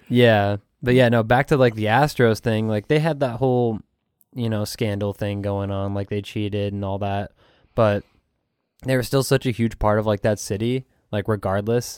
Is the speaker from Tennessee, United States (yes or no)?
no; Phoenix, Arizona, United States; now in Houston, United States; I'm originally from Phoenix, but from, from Houston